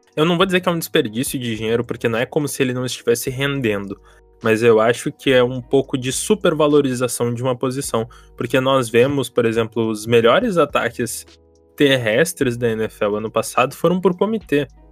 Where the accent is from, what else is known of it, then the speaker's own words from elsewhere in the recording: Porto Alegre, Rio Grande do Sul, Brazil; sou aqui de, de Porto Alegre